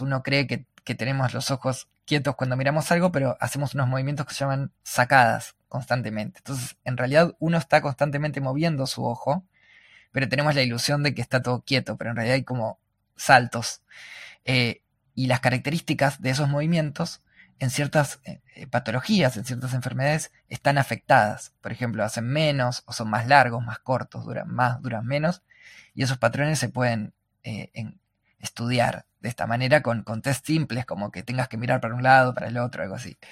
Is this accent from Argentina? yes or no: yes; Argentina; soy de Argentina